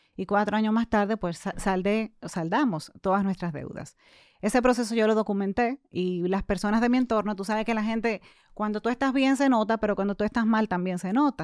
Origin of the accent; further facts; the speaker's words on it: Santo Domingo, Distrito Nacional, Dominican Republic; Yo nací, crecí y actualmente resido en Santo Domingo.